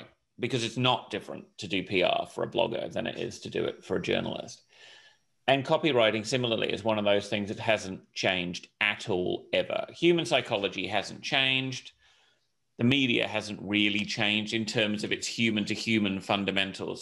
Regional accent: Hong Kong; also born or lived in United Kingdom; I grew up in Hong Kong, which was a great place to grow up in the late 70s through the 80s

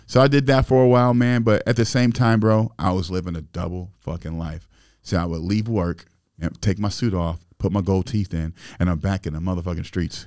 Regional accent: Springfield, Illinois, United States; I grew up in Springfield, Illinois, and, you know, and we didn't have much

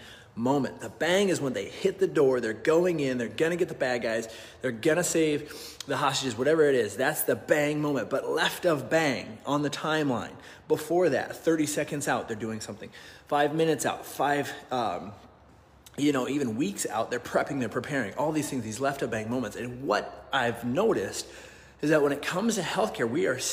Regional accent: Nebraska, United States; I grew up in Nebraska

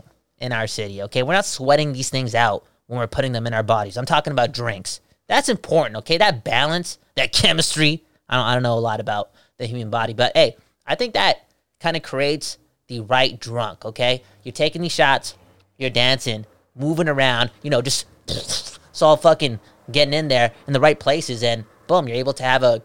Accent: Vancouver, British Columbia, Canada; I'm from Vancouver.

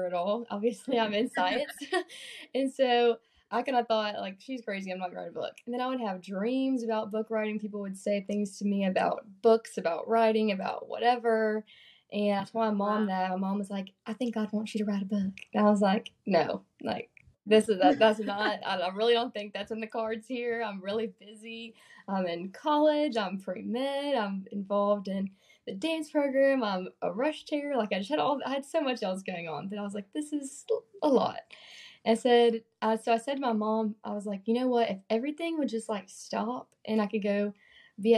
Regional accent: Birmingham, Alabama, United States; also born or lived in Mississippi; I grew up in Birmingham, Alabama

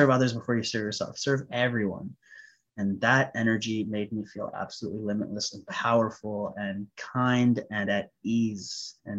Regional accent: India; I'm Sikh Punjabi, I'm Indian.

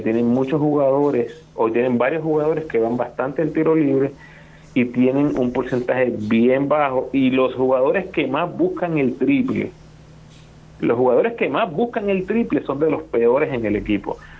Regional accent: Puerto Rico; nosotros como puertorriqueños

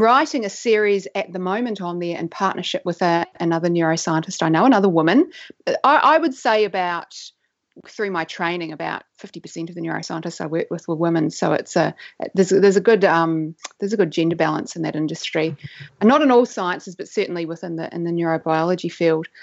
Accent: New Zealand; now in Australia; I may be living in Australia now, but I grew up in New Zealand, which is where my accent comes from

